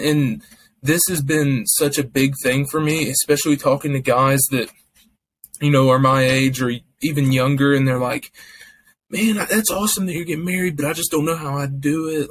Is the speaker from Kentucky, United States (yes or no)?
yes; Kentucky, United States; I'm from Kentucky.